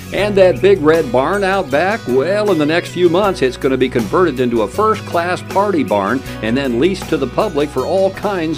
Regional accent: Audubon, Iowa, United States; moved away; my hometown in Audubon, Iowa

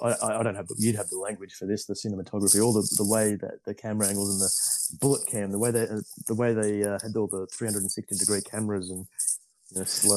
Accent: Sydney, New South Wales, Australia; growing up in Sydney

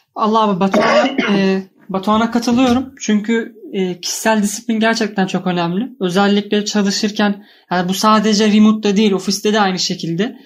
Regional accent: Trabzon, Turkey

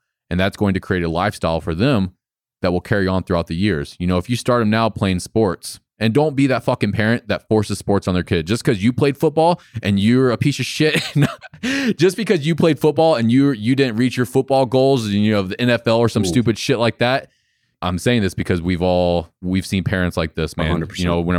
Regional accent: Florida, United States; There's no way that I would have thought that I would have a gym in North Carolina. I'm not even from North Carolina. I'm from Florida.

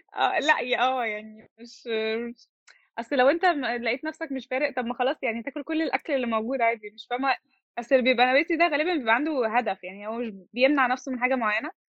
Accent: Egypt; also born or lived in York, England; احنا عندنا في مصر

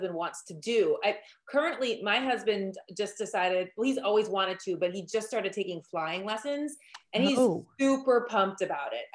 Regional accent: Wisconsin, United States; for this being my home state, I am not very well traveled in it

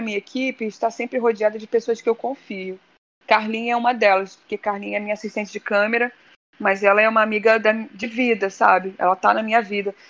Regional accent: Rio de Janeiro, Brazil; cresci na Penha, Penha, Penha, subúrbio do Rio, depois fui para Tijuca. Eu nasci na Tijuca

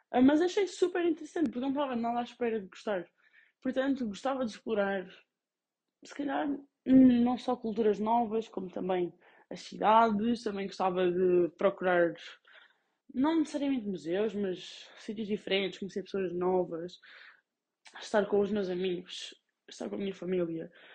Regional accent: Covilhã, Centro, Portugal; also born or lived in Guimarães; Eu sou do Covilhã

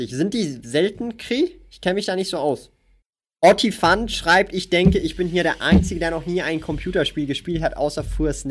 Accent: Switzerland; Hier auch sogar als Schweizer ist halt meine persönliche Meinung.

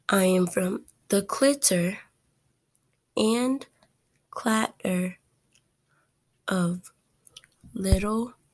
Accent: Stone Mountain, Georgia, United States; also born or lived in Lithonia, Georgia; I am from Stone Mountain, from hills and countain. I am from the east.

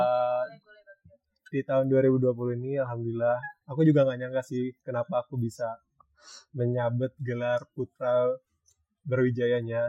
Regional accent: Jakarta, Indonesia; aku berasal dari Jakarta

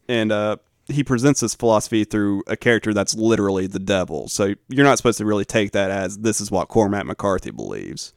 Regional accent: the South, United States; as a Southerner

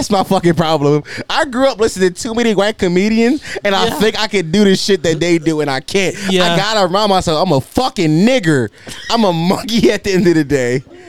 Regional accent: United States; I'm just assuming, bro. I'm American, bro. This is imperialism. I'm assuming everybody's worse than us.

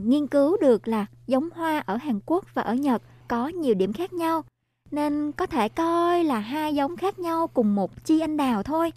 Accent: Tây Ninh, Vietnam; now in Busan, South Korea; em ở miền Nam em ở Tây Ninh

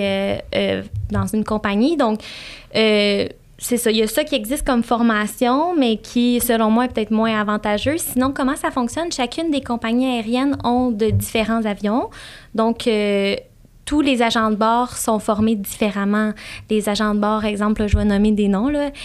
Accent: Saint-Hyacinthe, Quebec, Canada; je suis née à Saint-Hyacinthe, sur la rive sud de Montréal

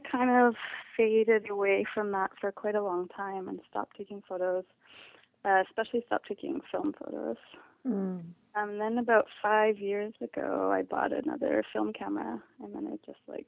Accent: Mission, British Columbia, Canada; I grew up in Mission, which is about an hour from Vancouver.

